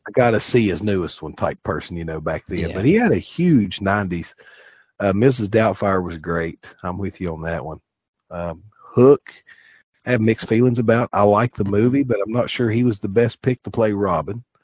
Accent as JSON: {"language": "English", "region": "the South", "country": "United States", "said": "we're from the South around here"}